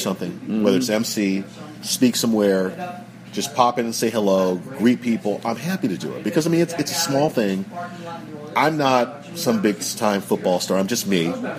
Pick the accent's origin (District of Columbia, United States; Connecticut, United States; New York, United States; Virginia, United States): Connecticut, United States; Simsbury; also born or lived in Chicago, Illinois / Los Angeles, California / Kansas City, Missouri / Washington, D.C.; Los Angeles, California, Kansas City, Missouri, Washington, D.C., and finally we settled down in, of all places, a small town called Simsbury, Connecticut.